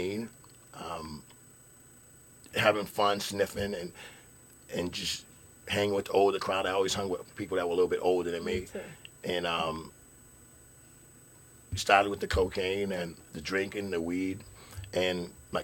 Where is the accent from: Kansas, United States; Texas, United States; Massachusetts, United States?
Massachusetts, United States; Lowell; I grew up in the projects at a place called Bishop Markham in Lowell